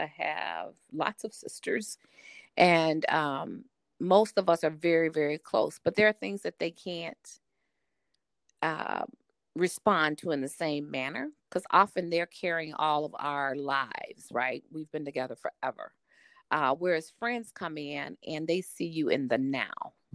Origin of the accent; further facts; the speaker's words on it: the South, United States; I'm a Southerner, and that's a blessing, but it's also a challenge that I'm a Southern woman